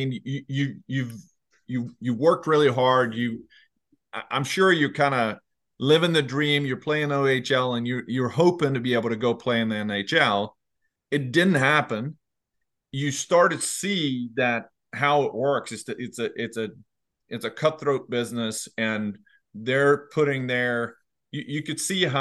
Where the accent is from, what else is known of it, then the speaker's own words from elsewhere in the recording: Leksand, Dalarna County, Sweden; I'm from Leksand, which is more in the central north